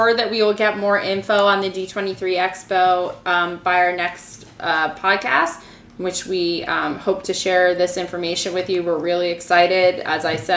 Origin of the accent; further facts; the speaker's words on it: East Coast, United States; I'm from the East Coast